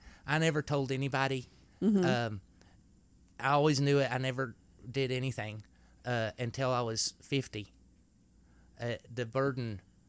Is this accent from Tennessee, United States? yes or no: yes; Knoxville, Tennessee, United States; born or raised there; accent: redneck